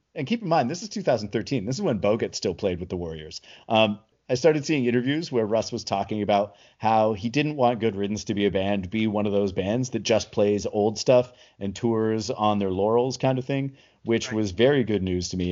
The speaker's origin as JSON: {"language": "English", "town": "Toronto", "region": "Ontario", "country": "Canada", "said": "I'm, from Toronto"}